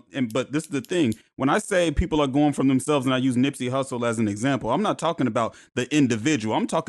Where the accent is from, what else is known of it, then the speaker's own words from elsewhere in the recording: Portland, Oregon, United States; also born or lived in Inglewood, California; I'm from Inglewood, California, but I grew up in Portland. So I grew up in the Columbia Villa.